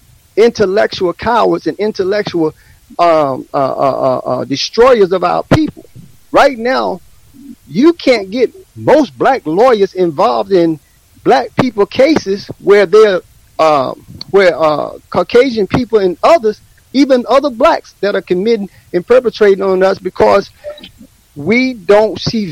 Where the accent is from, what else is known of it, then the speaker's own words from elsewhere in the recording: Atlanta, Georgia, United States; also born or lived in New Jersey; I grew up in Atlanta. I grew up in Jersey, and I grew up in the 60s, because I'm a 60 baby. I was born in 61.